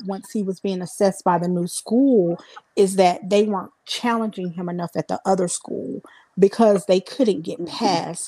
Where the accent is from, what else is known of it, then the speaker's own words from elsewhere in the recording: South Carolina, United States; I'm from South Carolina